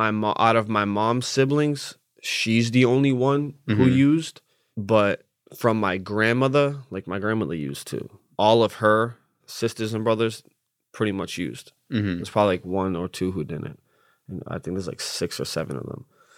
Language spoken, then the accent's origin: English; Lowell, Massachusetts, United States; I grew up in Lowell, Massachusetts.